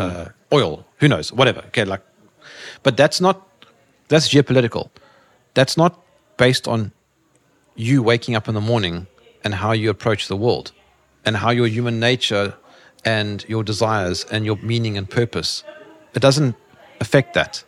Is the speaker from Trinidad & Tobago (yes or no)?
no; South Africa; I'm from Africa